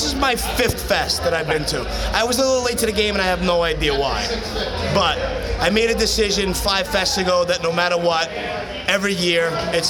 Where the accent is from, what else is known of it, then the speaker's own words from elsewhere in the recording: New York, United States; I'm biased from New York